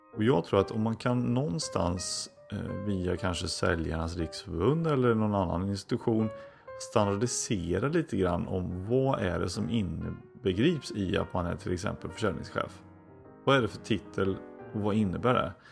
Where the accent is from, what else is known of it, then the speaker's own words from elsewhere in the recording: Floby, Västra Götaland, Sweden; i Floby då växte jag upp